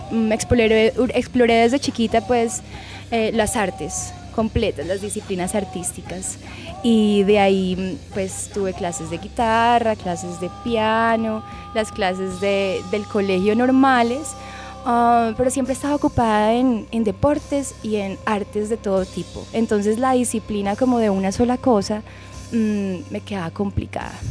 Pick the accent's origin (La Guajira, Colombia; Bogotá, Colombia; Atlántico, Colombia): Bogotá, Colombia; born there; Yo nací en Bogotá.